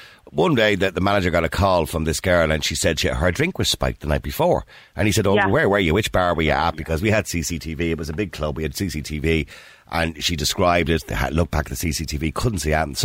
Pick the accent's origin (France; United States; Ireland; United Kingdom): Ireland; we're Irish